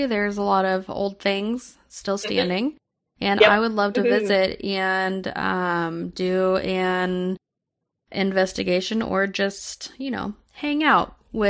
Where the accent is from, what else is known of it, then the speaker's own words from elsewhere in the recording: Missouri, United States; I'm from Missouri.